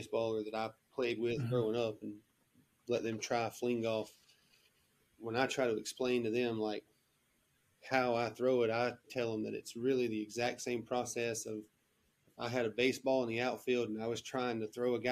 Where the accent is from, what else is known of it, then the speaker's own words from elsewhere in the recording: Rutherford County, North Carolina, United States; I am from Rutherford County, North Carolina, which is just a little small